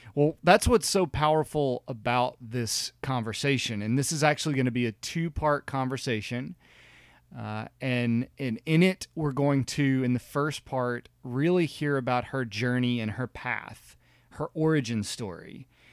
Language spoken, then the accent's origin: English; the South, United States; growing up in the South